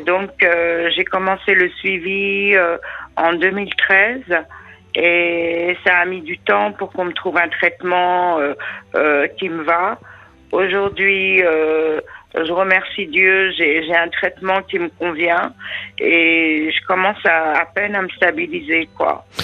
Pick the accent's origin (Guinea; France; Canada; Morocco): France; j'ai la binationalité, mais je suis quand même française